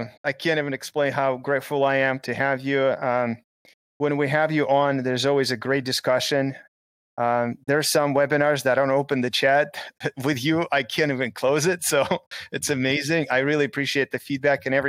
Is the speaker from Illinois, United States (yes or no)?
yes; Chicago, Illinois, United States; in Chicago, my hometown.